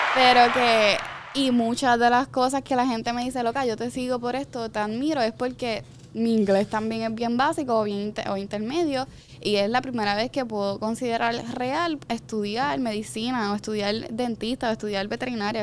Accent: San Sebastián, Puerto Rico; accent: arrastro la erre (Jíbara); now in Guaynabo, Puerto Rico; yo no soy ni de Guaynabo, yo soy de San Sebastián, soy Jibara, yo arrastro la eje

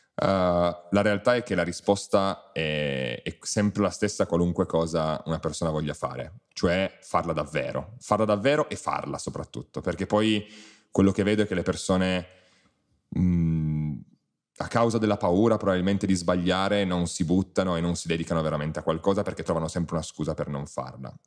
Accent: Piedmont, Italy; da buon piemontese bevo vini, bevo vini piemontesi

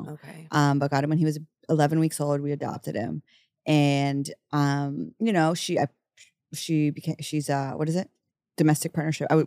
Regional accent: Dallas, Texas, United States; moved away as an adult; also born or lived in Kansas; now in New York City, United States; I'm from Dallas.

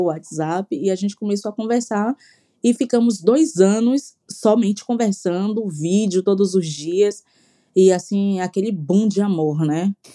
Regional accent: Salvador, Bahia, Brazil; moved away; sou soteropolitana

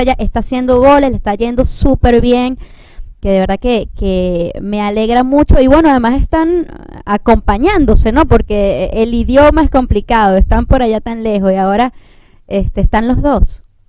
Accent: Turén, Portuguesa, Venezuela; ese es mi pueblo, Turén

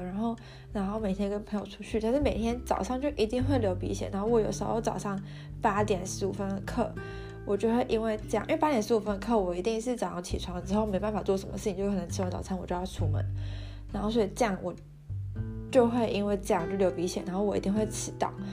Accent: Taiwan; moved away as an adult; now in Germany; 我就说我从台湾来的

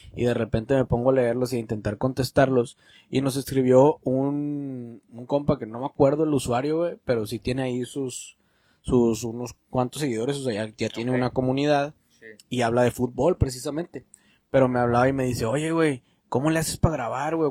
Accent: Mexico; nosotros como mexicanos

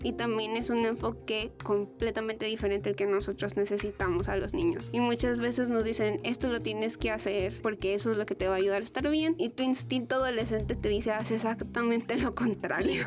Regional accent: Los Mochis, Sinaloa, Mexico; yo soy de provincia, yo soy de los Mochis

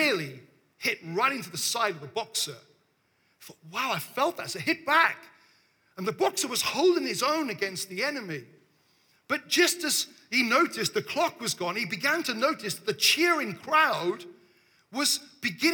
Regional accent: Devon, South West England, United Kingdom; we've traveled from the south, you know? We're from Devon

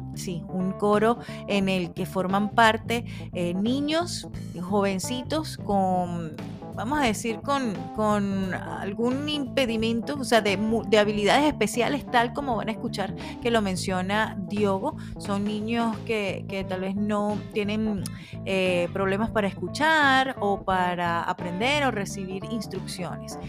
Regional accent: Venezuela; moved away as an adult; now in Phoenix, United States; allá en Venezuela, país de donde soy oriunda, y aquí aquí en Estados Unidos

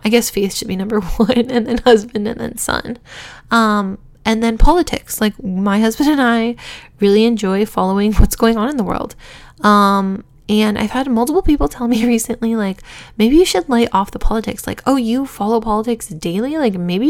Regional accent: Huntington Beach, California, United States; I grew up in Huntington Beach, California.

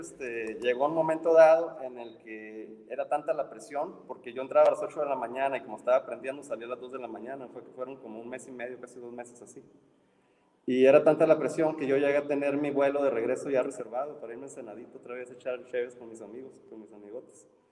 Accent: Ensenada, Baja California, Mexico; moved away as an adult; also born or lived in Mexico City; now in Monterrey, Mexico; me fui de una ciudad de 500 mil habitantes a una de 25 millones

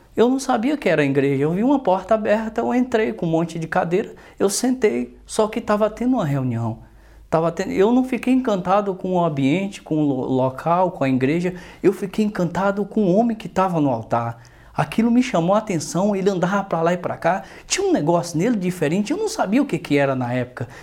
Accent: Northeast Region, Brazil; now in São Paulo, Brazil; sou nordestino. Vou falar um pouco da minha infância no Nordeste

